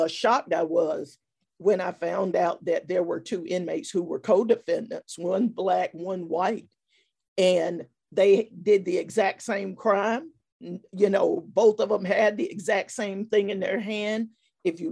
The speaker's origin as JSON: {"language": "English", "town": "Fayetteville", "region": "North Carolina", "country": "United States", "tie": "born or raised there", "said": "originally from Fayetteville, North Carolina. Grew up in the woods and in a four room lean-to shack with holes in the floor"}